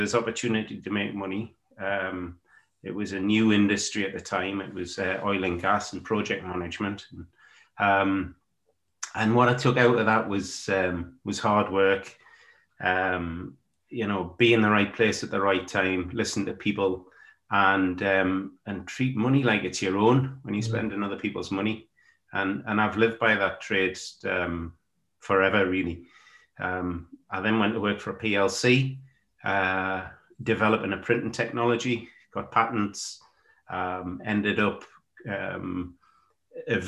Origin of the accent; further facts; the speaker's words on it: Consett, North East England, United Kingdom; where do I come from? A little town called Consett in the northeast of England, a steel-making town.